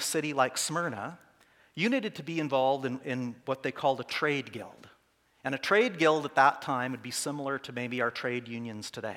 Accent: Saskatoon, Saskatchewan, Canada; I'm from Saskatoon

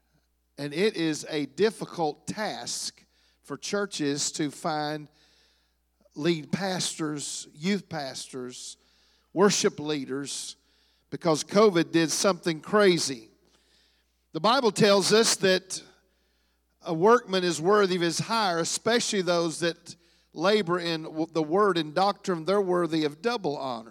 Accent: Hamilton, Ohio, United States; moved away; also born or lived in Heartland region (Kansas and Oklahoma); we're from Hamilton, Ohio, the Cincinnati area

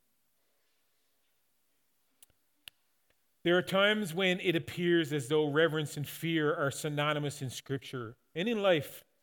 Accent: Newfoundland and Labrador, Canada; growing up in Newfoundland

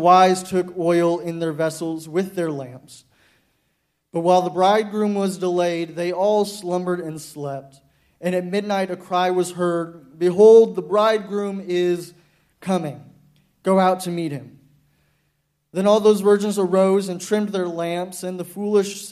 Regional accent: Dallas, Texas, United States; I'm from Dallas, Texas

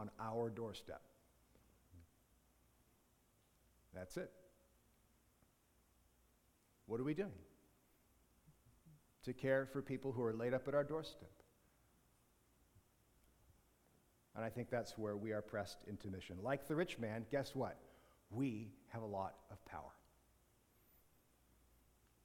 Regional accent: Canada; good Canadian Christians

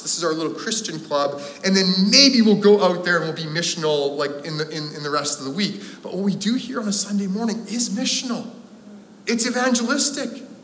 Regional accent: Landmark, Manitoba, Canada; now in North Vancouver, Canada; growing up in Landmark, Manitoba

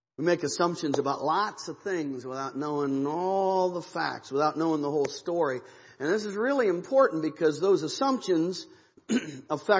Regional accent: Ohio, United States; now in Missouri, United States; I'm from Ohio. It's Missouri where we live.

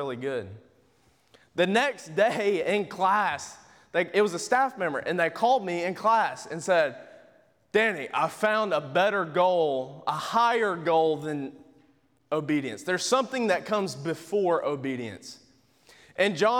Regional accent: Georgia, United States; I'm from Georgia

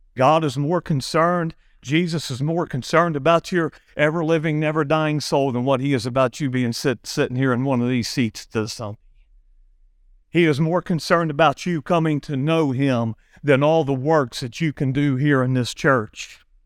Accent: Big Bow, United States; when we was kids growing up in Big Bow

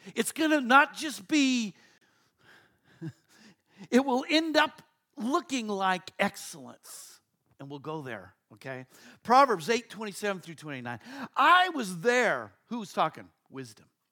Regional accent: Colorado, United States; now in Texas, United States; I grew up in Colorado

